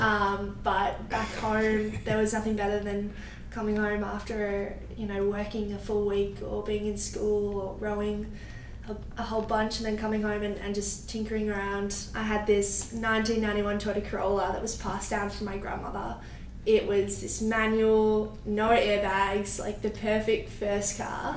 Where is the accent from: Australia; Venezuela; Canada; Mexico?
Australia; Melbourne, Victoria; moved away as an adult; now in Miami, United States; I'm from Melbourne, Australia